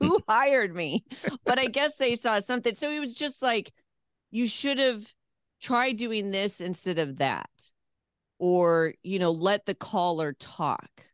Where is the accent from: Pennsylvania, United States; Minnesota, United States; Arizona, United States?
Arizona, United States; Phoenix; also born or lived in California / Louisville; now in Nashville, United States; I grew up around radio in Phoenix, Arizona